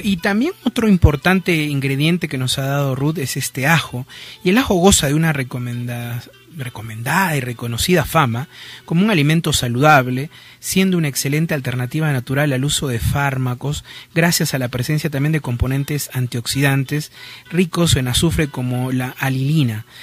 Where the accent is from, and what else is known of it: Peru